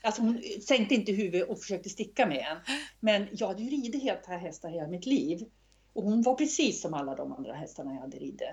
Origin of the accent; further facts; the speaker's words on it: Östersund, Jämtland, Sweden; när jag växte upp i Östersund